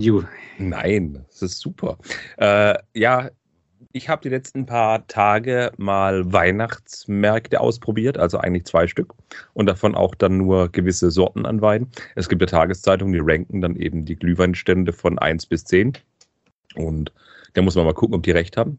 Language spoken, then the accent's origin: German; Swabia, Germany; ich bin Schwabe